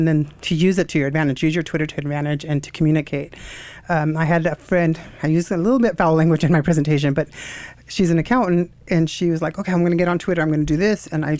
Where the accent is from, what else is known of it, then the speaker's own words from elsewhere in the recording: Elko, Nevada, United States; moved away as an adult; now in Boise, United States; I'm from Elko, Nevada. Okay. And so I grew up there. My whole family's there.